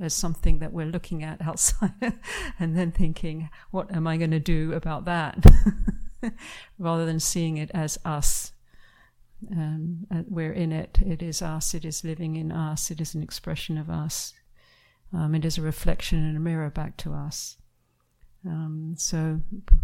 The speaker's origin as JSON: {"language": "English", "country": "United Kingdom", "moved": "yes", "said": "my home country of UK"}